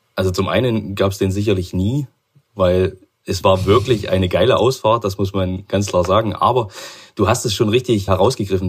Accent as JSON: {"language": "German", "town": "Chemnitz", "region": "Saxony", "country": "Germany", "said": "ich komme aus Chemnitz"}